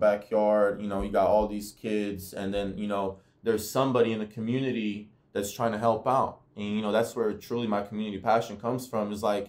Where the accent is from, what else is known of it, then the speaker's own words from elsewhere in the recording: Bowling Green, Kentucky, United States; also born or lived in Bosnia / Manchester, New Hampshire; So I originally immigrated to Manchester, New Hampshire, moved down to Kentucky, Bowling Green. That's my hometown now originally. You know, it feels like a hometown to me.